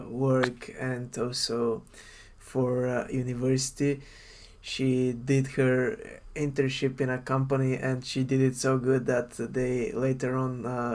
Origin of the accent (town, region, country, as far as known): Bulgaria; moved away as an adult; now in Eindhoven, Netherlands